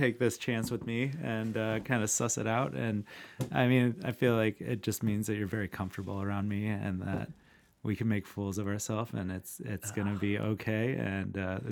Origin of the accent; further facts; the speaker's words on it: Iowa City, Iowa, United States; And I'm from Iowa City, Iowa